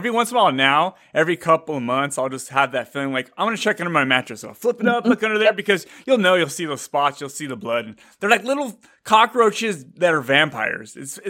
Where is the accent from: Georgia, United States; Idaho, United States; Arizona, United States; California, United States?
California, United States; Bay Area; now in Fresno, United States; I've lived here my whole life in California. I was born and raised in the Bay Area. Now I'm in Fresno, which is in between you and the Bay Area.